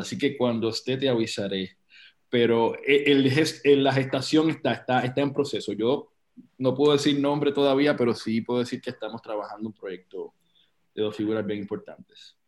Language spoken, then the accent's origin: Spanish; Puerto Rico; nosotros como puertorriqueños